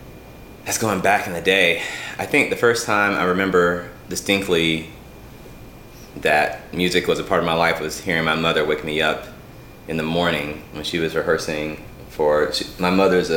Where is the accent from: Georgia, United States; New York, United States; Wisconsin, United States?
Georgia, United States; Atlanta; also born or lived in Louisville, Kentucky; yeah I grew up in Atlanta